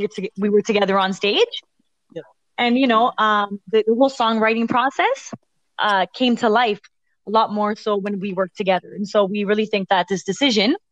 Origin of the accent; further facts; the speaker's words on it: Toronto, Ontario, Canada; We are from, we're from Toronto